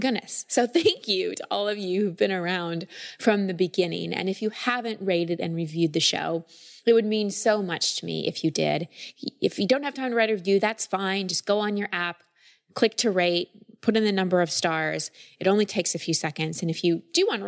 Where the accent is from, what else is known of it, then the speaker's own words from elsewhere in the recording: Dallas, Texas, United States; now in Encinitas, United States; I grew up in Dallas, but now my entire family's in Austin